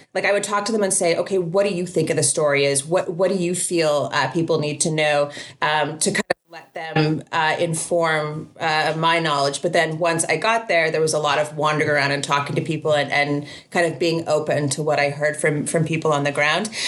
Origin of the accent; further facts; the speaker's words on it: Canada; as a Canadian